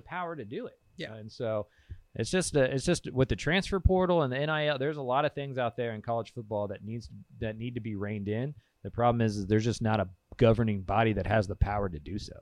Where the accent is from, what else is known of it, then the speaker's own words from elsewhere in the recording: Bertram, Texas, United States; We're from Central Texas, like yep. we're from Bertram, Texas